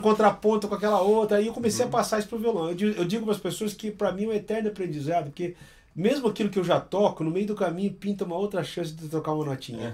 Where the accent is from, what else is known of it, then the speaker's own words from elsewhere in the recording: Campinas, São Paulo, Brazil; Eu, eu sou de Campinas também